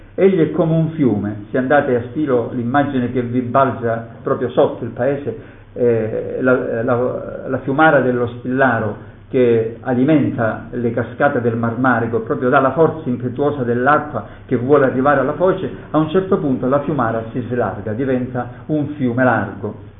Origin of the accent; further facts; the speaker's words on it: Calabria, Italy; come calabrese